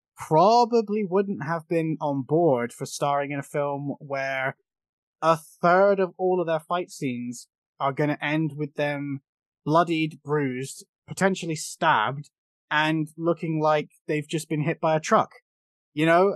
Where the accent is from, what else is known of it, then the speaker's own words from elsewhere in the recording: United Kingdom; as a British fool